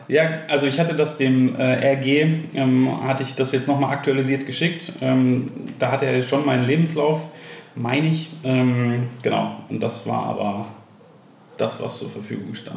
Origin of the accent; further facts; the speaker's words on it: Enger, North Rhine-Westphalia, Germany; ich bin gebürtiger Ostwestfale, äh, bin in äh, Enger äh, bei Bielefeld aufgewachsen